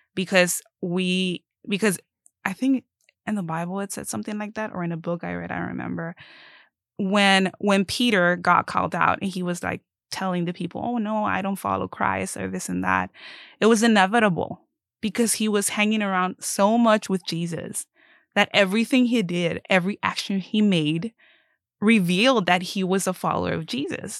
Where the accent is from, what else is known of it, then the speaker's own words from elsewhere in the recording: Mexico; now in Keene, United States; I am originally Mexican, but I live in the area of Keene